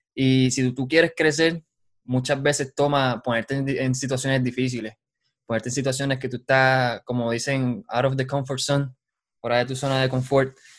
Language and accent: Spanish; Utuado, Puerto Rico; moved away as an adult; now in Lawrence, Kansas, United States; Yo soy de Utuado. Soy de Utuado y con orgullo digo que soy de ahí, de San José